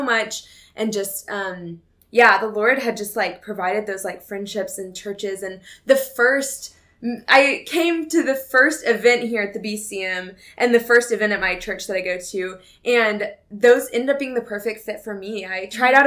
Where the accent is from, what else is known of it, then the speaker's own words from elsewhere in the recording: Texas, United States; moved away as an adult; now in Tennessee, United States; I'm from Texas